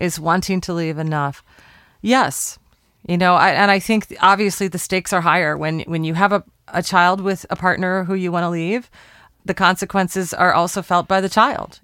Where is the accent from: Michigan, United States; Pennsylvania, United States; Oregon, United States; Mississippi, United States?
Oregon, United States; Portland; We're recording in my hometown, Portland, Oregon